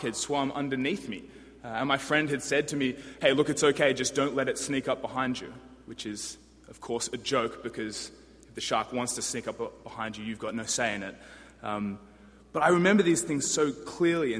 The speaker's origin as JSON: {"language": "English", "town": "Sydney", "region": "New South Wales", "country": "Australia", "moved": "yes", "lives_now": "Washington, DC, United States", "said": "I'm from Sydney, Australia. And requisite of being from Sydney, Australia, you must be a surfer."}